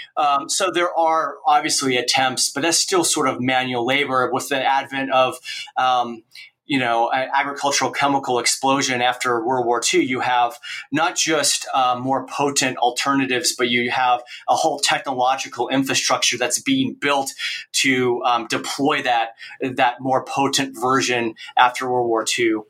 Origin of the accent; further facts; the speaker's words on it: Oregon, United States; moved away as an adult; also born or lived in Kansas / Nebraska; now in Kearney, United States; I grew up in Oregon